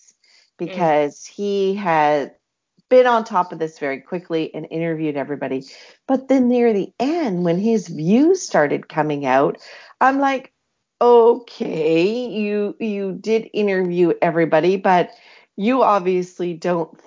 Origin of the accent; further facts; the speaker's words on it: Canada; when you live in Canada